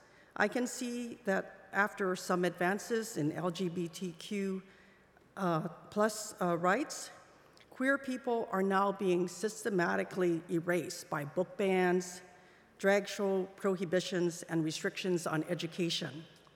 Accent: Hawaii, United States; also born or lived in Hong Kong; Even though I was born in Hong Kong and I had struggled with depression and suicidal thoughts as I was coming out to myself in Hawaii as a teenager in the 1970s

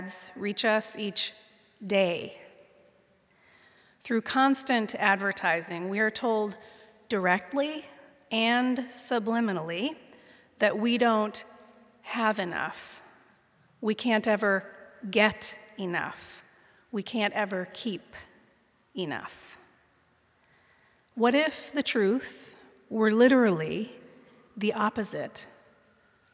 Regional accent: Pittsburgh, Pennsylvania, United States; born or raised there; now in San Mateo, United States

